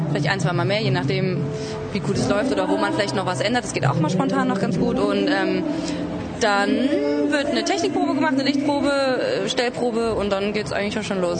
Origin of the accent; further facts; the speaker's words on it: Cologne, North Rhine-Westphalia, Germany; Ich komme tatsächlich aus Köln, ja.